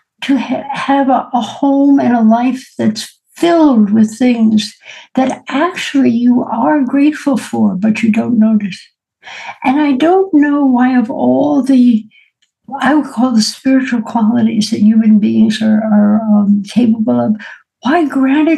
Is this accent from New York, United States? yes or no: yes; New York City, New York, United States; Born and raised in New York City